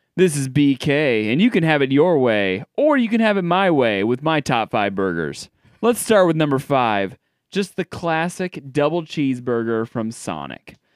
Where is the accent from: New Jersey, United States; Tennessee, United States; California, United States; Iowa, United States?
Iowa, United States; Des Moines; I'm from Des Moines